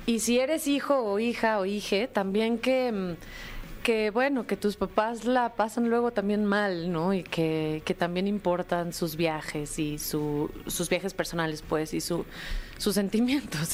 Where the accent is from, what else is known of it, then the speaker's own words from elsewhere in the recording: Mexico; como mujeres mexicanas